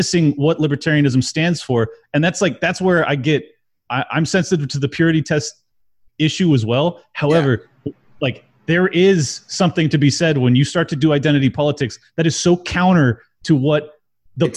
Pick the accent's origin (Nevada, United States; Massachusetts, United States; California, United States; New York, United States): California, United States; San Diego; I grew up in San Diego